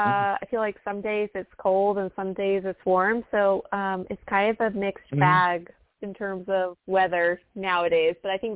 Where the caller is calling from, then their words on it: Atlanta, Georgia, United States; I'm calling from Atlanta, Georgia.